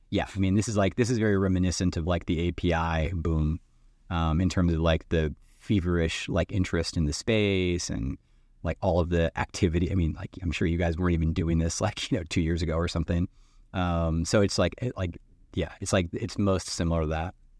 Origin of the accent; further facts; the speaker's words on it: East Coast of the U.S., United States; moved away as an adult; now in Seattle, United States; I'm from the East Coast in the U.S. and Microsoft was what brought me out to the West Coast. So I live in Seattle now